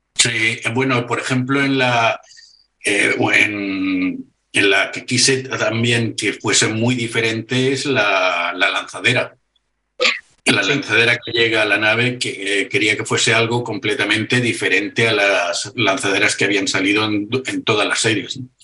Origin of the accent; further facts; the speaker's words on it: Barcelona, Catalonia, Spain; soy de Barcelona